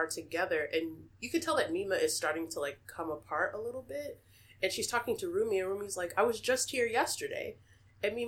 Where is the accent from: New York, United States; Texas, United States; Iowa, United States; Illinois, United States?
Texas, United States; I'm from Texas